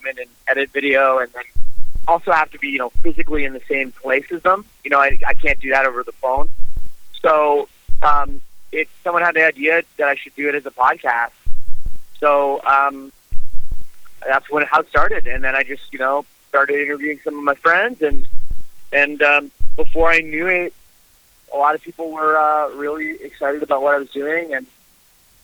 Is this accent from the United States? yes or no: no; Canada; as a Canadian